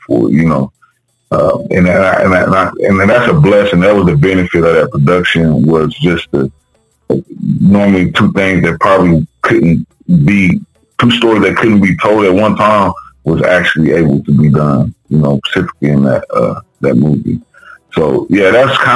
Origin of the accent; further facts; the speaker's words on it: Wichita, Kansas, United States; I'm from Wichita, Kansas